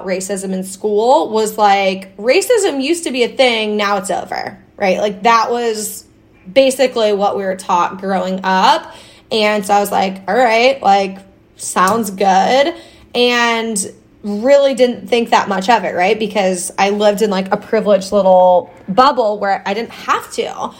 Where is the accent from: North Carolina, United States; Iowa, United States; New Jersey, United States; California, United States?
Iowa, United States; I grew up in Iowa.